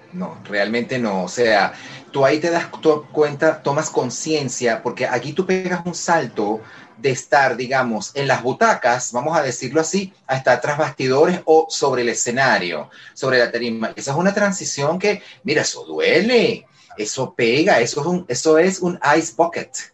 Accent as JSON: {"language": "Spanish", "town": "Caracas", "region": "Capital District", "country": "Venezuela", "said": "yo soy venezolano, soy de Caracas, vivo en Caracas"}